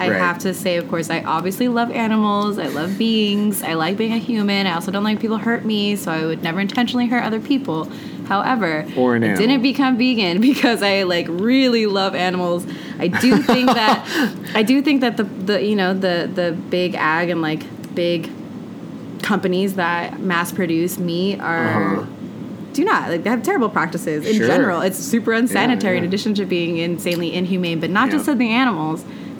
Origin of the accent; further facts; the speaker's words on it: Modesto, California, United States; I grew up in California. {S2} Which part of California you {S1} grew up in? {S2} Grew up {S1} in the Central Valley. What? CB. Modesto. 209.